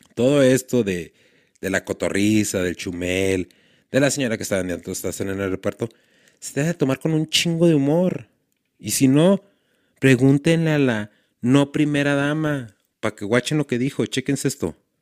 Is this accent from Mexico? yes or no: yes; Ciudad Juárez, Chihuahua, Mexico; somos de Juárez